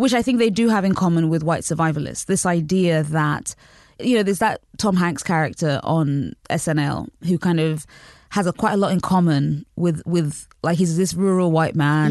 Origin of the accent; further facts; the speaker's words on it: United Kingdom; also born or lived in Nigeria; I I grew up in Britain and also in Nigeria.